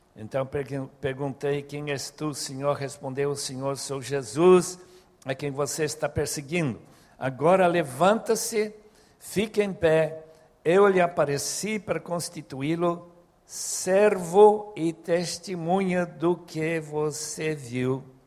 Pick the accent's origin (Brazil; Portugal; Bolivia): Bolivia; moved away; Como eu fui criado na Bolívia